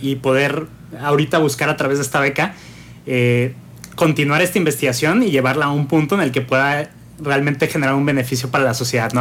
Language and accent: Spanish; Mexico; también México me ha dado todo, ¿no? Yo aquí nací